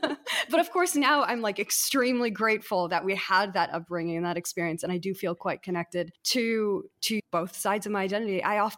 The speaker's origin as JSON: {"language": "English", "town": "Boston", "region": "Massachusetts", "country": "United States", "tie": "born or raised there", "moved": "as an adult", "lives_now": "West Coast, United States", "said": "I'm from Boston. Boston, born and raised, baby. And I am the first kid actually in my family to be born in the United States. Both of my parents are Jordanian."}